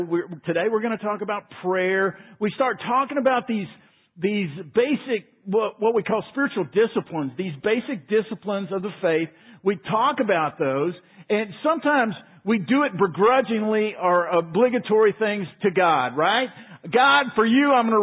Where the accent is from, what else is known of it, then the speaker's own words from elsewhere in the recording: Waco, Texas, United States; I grew up in Waco